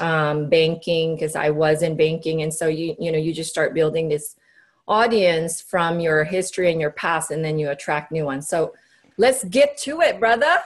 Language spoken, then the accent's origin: English; Cebu, Central Visayas, Philippines; moved away; I grew up in the Philippines. So okay. in my island, Cebu